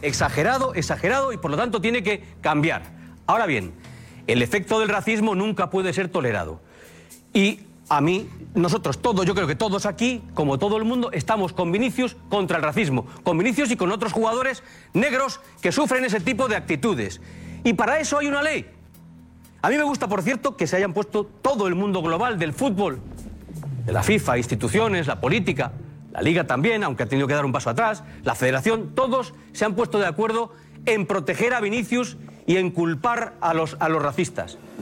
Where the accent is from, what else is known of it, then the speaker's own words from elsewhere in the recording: Spain; como español